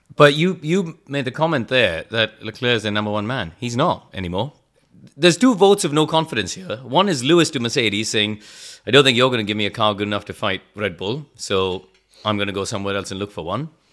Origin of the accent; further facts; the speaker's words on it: India; moved away as an adult; also born or lived in England; I grew up in India, um, but in a motorsport family